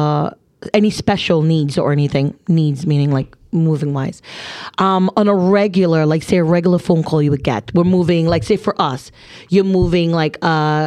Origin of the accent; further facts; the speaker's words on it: New Jersey, United States; I'm from Jersey